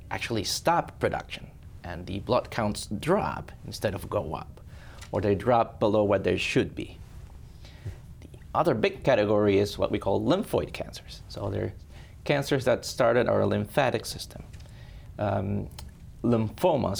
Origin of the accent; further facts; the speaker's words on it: Ecuador; moved away as an adult; also born or lived in Spain; now in Sioux Falls, United States; I was born and raised in Ecuador